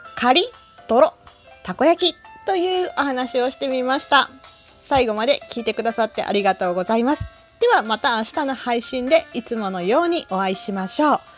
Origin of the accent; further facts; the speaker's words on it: Kansai, Japan; 私関西人